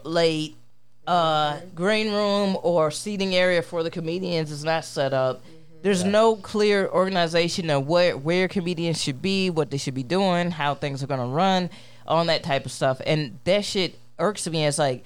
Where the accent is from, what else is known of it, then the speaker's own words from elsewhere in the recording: Aurora, United States; homies I grew up with in Aurora